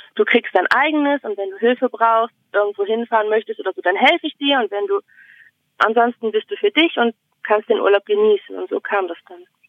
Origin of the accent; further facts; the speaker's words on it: Bremen, Germany; now in Finland; ich komme aus Bremen